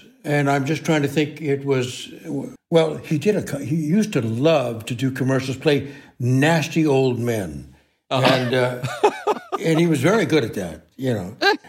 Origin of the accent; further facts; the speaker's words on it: Los Angeles, California, United States; I grew up in the San Fernando Valley. And my brother is 6 years younger than I am.